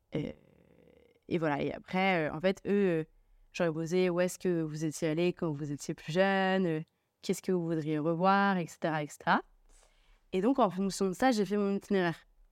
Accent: Lille, Hauts-de-France, France; je suis lilloise

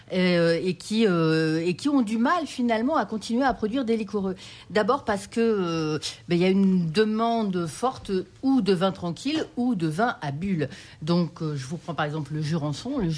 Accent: France; Donc les, vins liquoreux chez nous en France, c'est plutôt des vins blancs.

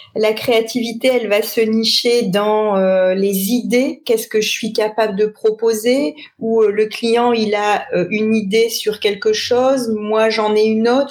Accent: Lille, Hauts-de-France, France; also born or lived in Paris region; je suis une euh, ch'ti, puisque je suis née euh, à Lille il y a de nombreuses années

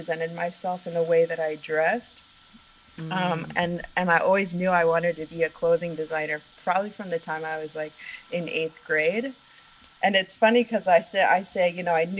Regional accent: Oregon, United States; moved away as an adult; also born or lived in Portland, Oregon; I actually grew up in Oregon

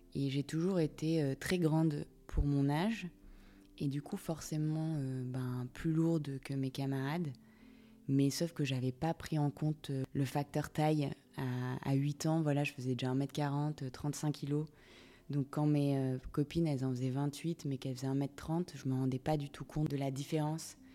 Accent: Monaco; je viens de Monaco.

